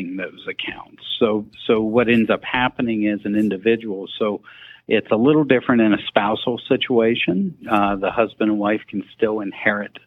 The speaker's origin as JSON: {"language": "English", "region": "South Central Pennsylvania", "country": "United States", "tie": "born or raised there", "also_born_or_lived": "Maryland", "said": "born and raised in South Central Pennsylvania"}